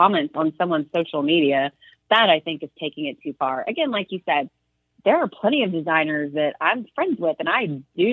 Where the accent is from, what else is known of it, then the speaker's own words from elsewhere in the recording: Arkansas, United States; now in Texas, United States; I grew up in Arkansas